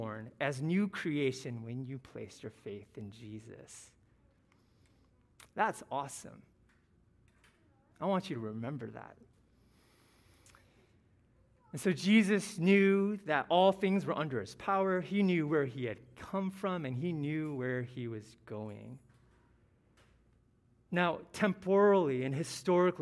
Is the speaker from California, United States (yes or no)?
no; Ohio, United States; I was born in Ohio to the son of Taiwanese immigrants, a middle-class family. That's where I'm from